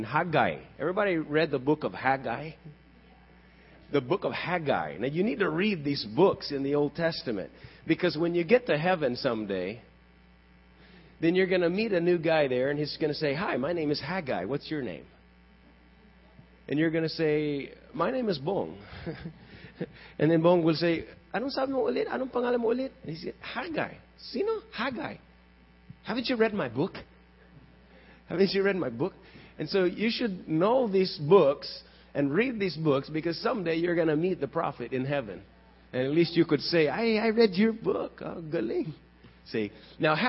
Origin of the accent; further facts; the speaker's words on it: Texas, United States; I grew up in Texas.